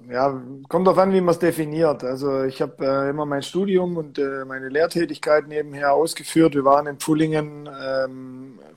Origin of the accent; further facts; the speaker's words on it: Göppingen, Baden-Württemberg, Germany; Ja, also ich bin gebürtiger Göppinger und äh, wenn man in dieser Stadt äh, aufwächst, äh, dann kommt man um den Handball eigentlich gar nicht rum.